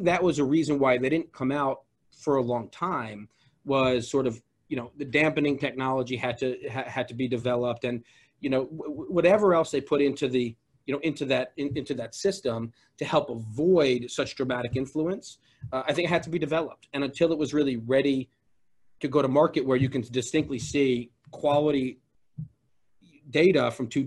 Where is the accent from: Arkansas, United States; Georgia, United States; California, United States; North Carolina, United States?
Georgia, United States; I'm from Georgia